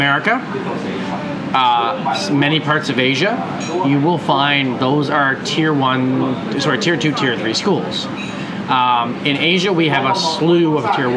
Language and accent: English; Canada; someone like myself who was born and raised in Canada